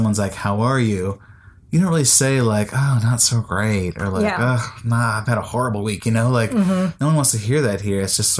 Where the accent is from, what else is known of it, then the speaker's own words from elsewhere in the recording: United States; now in Iceland; As an American, I was raised to complain loudly and often.